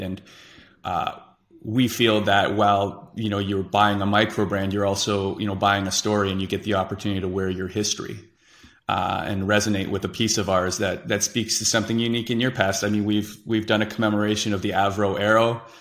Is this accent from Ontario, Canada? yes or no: yes; Whitby, Ontario, Canada; Whippy, Ontario, in our hometown